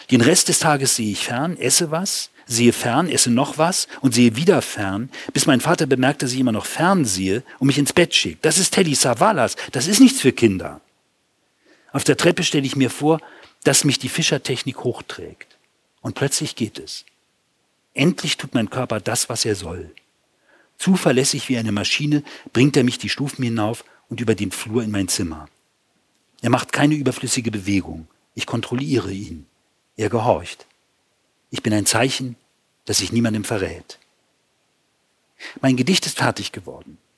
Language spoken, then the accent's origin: German; Hamburg, Germany; also born or lived in Austria; Ich komme aus dem Norden. Ich komme aus Hamburg.